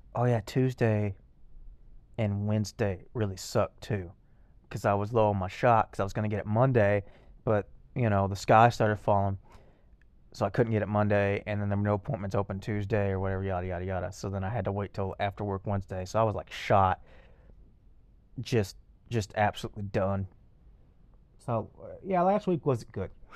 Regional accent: Lexington, Texas, United States; Lexington, my hometown

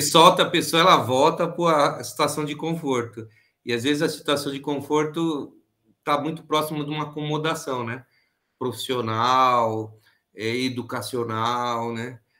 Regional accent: Tupã, São Paulo, Brazil; moved away; also born or lived in ABC Paulista, São Paulo; como eu sou de Tupã, então lá a colônia japonesa era muito forte

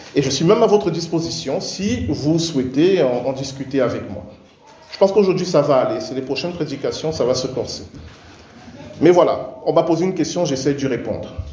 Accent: Cameroon; moved away; je suis né, j'ai grandi au Cameroun

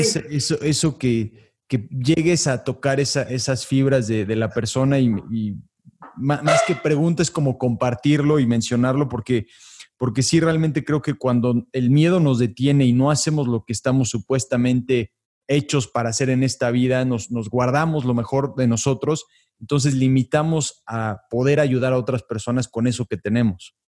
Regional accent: Mexico; Te lo digo como mexicano

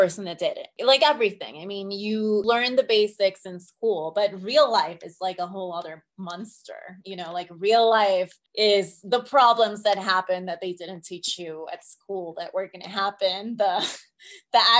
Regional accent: Colombia; English is a second language; moved away as an adult; now in United States; I was born in Colombia. So I was on a student visa

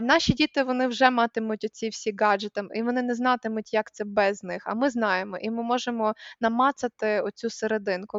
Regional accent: Kosiv, Ivano-Frankivsk Oblast, Ukraine; moved away; коли росла в Косові

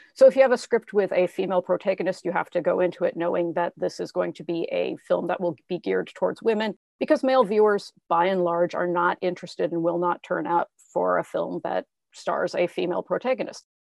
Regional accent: Spokane, Washington, United States; growing up in Spokane, Washington

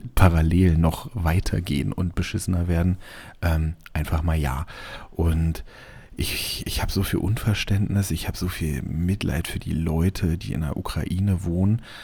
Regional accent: Germany; als Deutscher

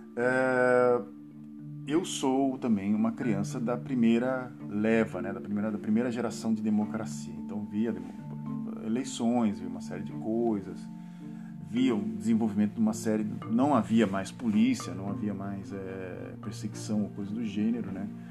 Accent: Santos, São Paulo, Brazil; now in Netherlands; eu sou de Santos, né, cara? Então a gente não fala você em Santos, a gente fala tu

